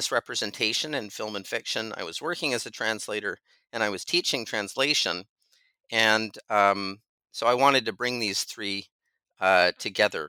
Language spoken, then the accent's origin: English; Canada; I'm from Canada